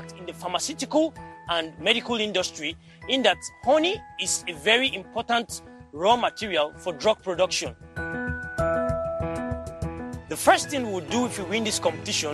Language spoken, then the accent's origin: English; Jos, Plateau, Nigeria; I am 23 years old and I am from Jos, Nigeria